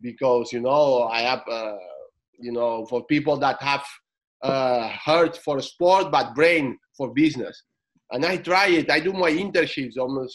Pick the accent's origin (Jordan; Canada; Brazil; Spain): Spain; Menorca, Balearic Islands; English is a second language; also born or lived in Barcelona; they just took me to the island, a beautiful island in Menorca, you know. And this is where I grew up.